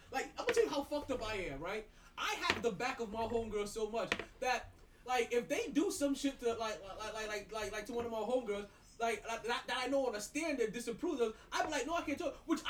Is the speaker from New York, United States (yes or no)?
yes; New York, United States; I'm a New Yorker, but when they say shit is different in Florida, shit is just different in Florida.